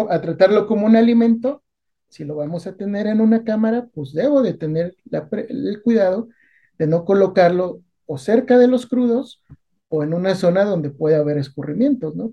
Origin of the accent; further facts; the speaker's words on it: Naucalpan, State of Mexico, Mexico; de niño, cuando vivía en Naucalpan